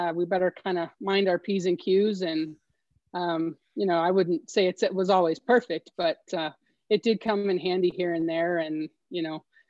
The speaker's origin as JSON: {"language": "English", "town": "Los Alamos", "region": "New Mexico", "country": "United States", "tie": "born or raised there", "also_born_or_lived": "Omaha, Nebraska", "said": "I actually was born and raised in Los Alamos here in northern New Mexico"}